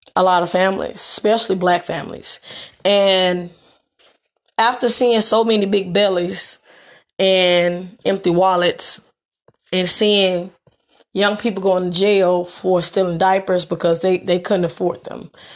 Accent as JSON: {"language": "English", "town": "Memphis", "region": "Tennessee", "country": "United States", "said": "I am from Memphis, Tennessee."}